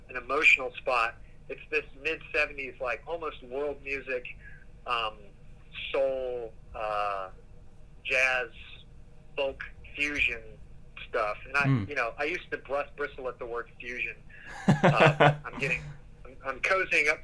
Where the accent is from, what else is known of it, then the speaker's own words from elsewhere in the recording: Tennessee, United States; I'm from Tennessee, so it's just part of the thing that you hear bluegrass all the time